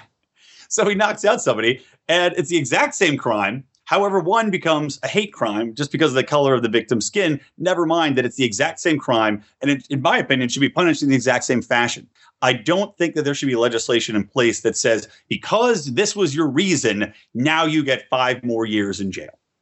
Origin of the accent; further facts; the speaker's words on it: California, United States; in my home state of California